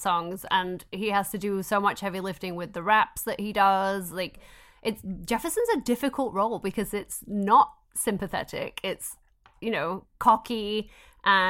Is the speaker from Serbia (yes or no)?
no; England, United Kingdom; I'm English